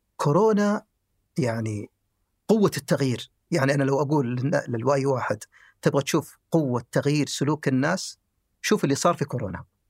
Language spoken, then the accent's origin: Arabic; the South, southern Saudi Arabia, Saudi Arabia; also born or lived in Khamis Mushait